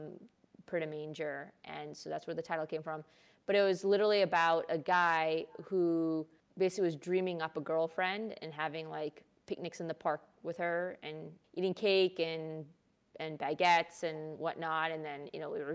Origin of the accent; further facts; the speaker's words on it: Chicago, Illinois, United States; first language Hindi; moved away as an adult; now in New York, United States; I was born and raised in Hyde Park. I was there until I went to college.